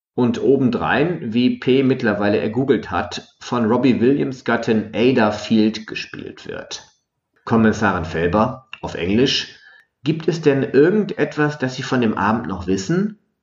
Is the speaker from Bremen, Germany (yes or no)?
no; Düsseldorf, North Rhine-Westphalia, Germany